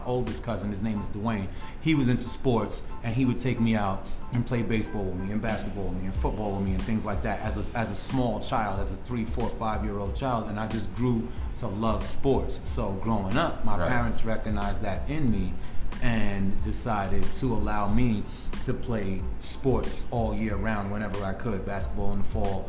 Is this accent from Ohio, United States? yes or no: no; New York City, New York, United States; also born or lived in Brooklyn / Bronx / Beacon, New York; I grew up right here in New York City. Born in Brooklyn, raised in Manhattan